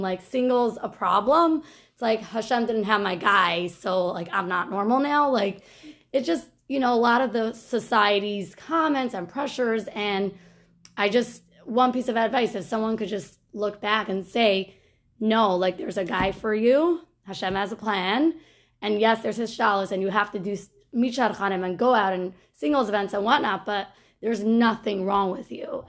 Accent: United States; I'm from Muncie

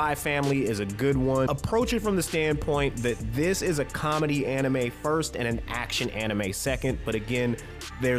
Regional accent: United States; I'm an American

